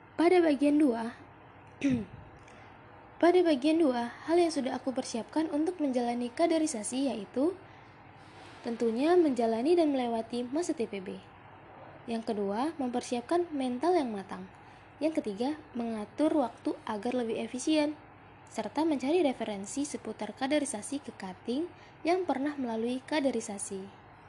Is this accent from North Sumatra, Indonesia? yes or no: yes; Simalungun, North Sumatra, Indonesia; Aku asal Sumatera Utara, tepatnya di Simalungun